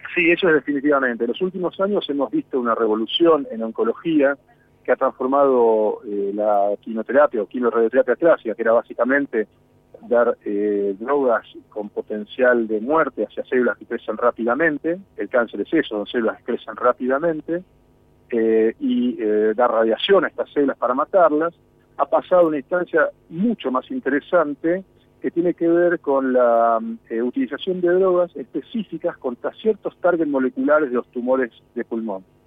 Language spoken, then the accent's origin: Spanish; Bariloche, Río Negro, Argentina; yo soy de Bariloche